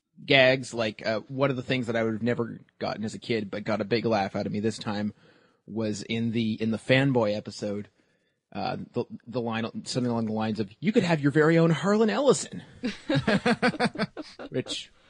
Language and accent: English; Canada; I'm Canadian.